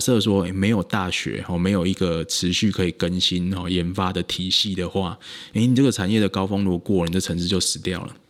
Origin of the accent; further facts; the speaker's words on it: Kaohsiung, Taiwan; moved away as an adult; 像我高中的时候一直觉得说，哎，上大学就一定要离开高雄啊，谁要念高雄的大学？